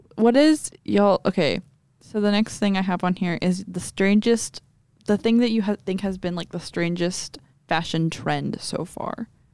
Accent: Texas, United States; we're from Texas

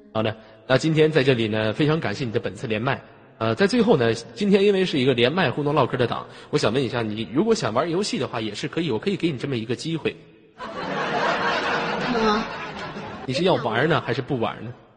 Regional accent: Inner Mongolia, China; 因为我是来自非常美丽的内蒙古大草原

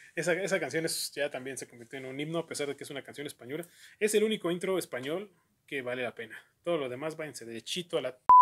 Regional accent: Mexico; al llegar aquí a México

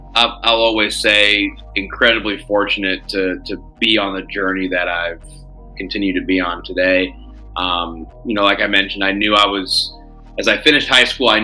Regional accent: Cedar Park, Texas, United States; also born or lived in San Jose, California; So I was actually born in San Jose, California. I don't remember why. We moved when I was young, and we actually moved to Cedar Park, Texas, so right outside of Austin.

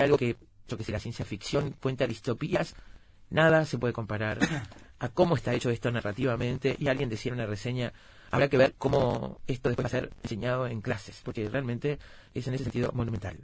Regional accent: Uruguay; soy uruguaya

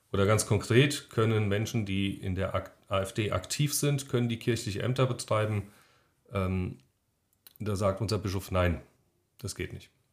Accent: Germany; in meinem Heimatdorf, meinem, meinem wunderschönen Oberschell, das ich liebe

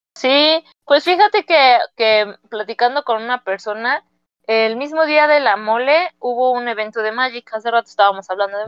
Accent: San Juan del Río, Querétaro, Mexico; moved away; mi pueblo, porque pues, es muy chiquito San Juan del Río

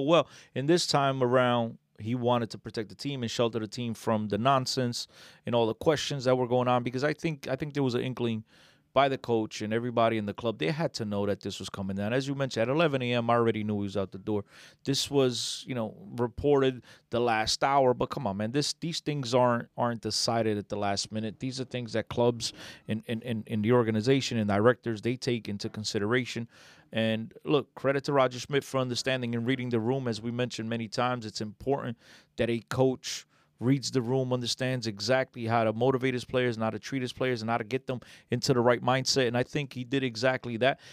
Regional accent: Aveiro District, Portugal; moved away; my home state, whatever Aveiro

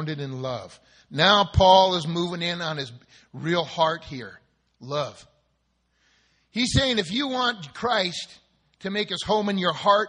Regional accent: Southern California, United States; I grew up in Southern California in the 50s and 60s

